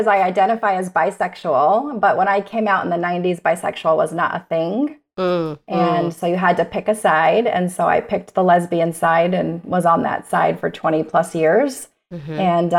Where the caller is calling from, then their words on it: Arizona, United States; I am in Arizona.